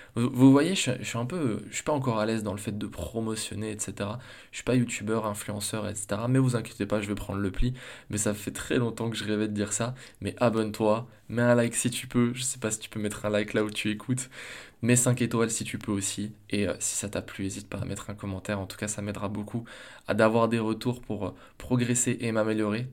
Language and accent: French; Besançon, Bourgogne-Franche-Comté, France; also born or lived in Strasbourg; je retourne chez moi à Besançon